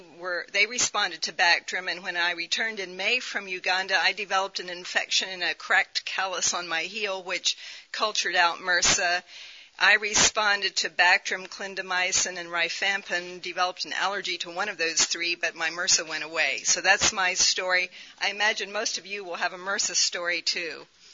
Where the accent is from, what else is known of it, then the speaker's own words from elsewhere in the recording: Somalia; I was raised in Somalia as a missionary child for almost 10 years, but that was many years ago.